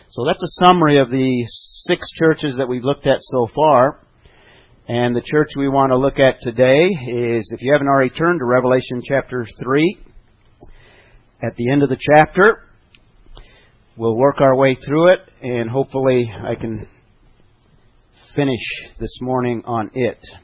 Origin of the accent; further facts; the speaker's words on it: Albuquerque, New Mexico, United States; I come from New Mexico, Albuquerque.